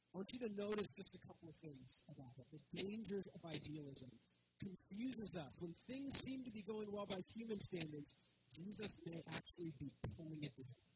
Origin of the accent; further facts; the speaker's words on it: San Francisco Bay Area, California, United States; I'm from the Bay Area